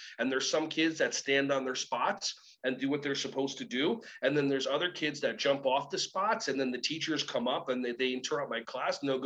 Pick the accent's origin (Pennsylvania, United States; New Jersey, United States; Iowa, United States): New Jersey, United States; also born or lived in Israel; I was born in Israel, hitched a ride with my parents to New Jersey when I was 4 years old